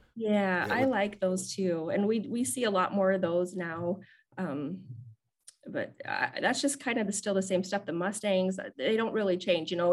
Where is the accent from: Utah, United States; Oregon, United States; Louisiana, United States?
Utah, United States; West Desert of; I grew up in the West Desert of Utah in a very small, small community